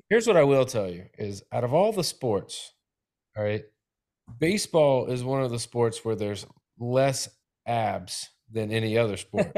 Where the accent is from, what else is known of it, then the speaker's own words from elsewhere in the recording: Tennessee, United States; now in Florida, United States; I'm from Tennessee and it's always been dressing